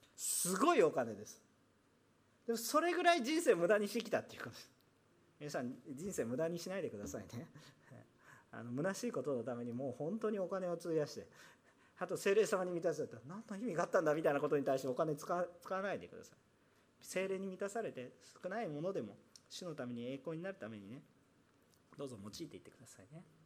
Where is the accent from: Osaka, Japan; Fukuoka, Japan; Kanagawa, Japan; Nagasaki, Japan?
Osaka, Japan; now in Yokohama, Japan; 私大阪出身